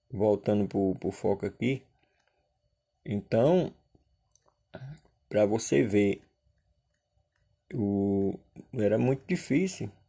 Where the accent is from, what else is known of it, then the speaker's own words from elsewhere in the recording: Solânea, Paraíba, Brazil; Quem mora no Nordeste, que nem eu sou natural de Solânia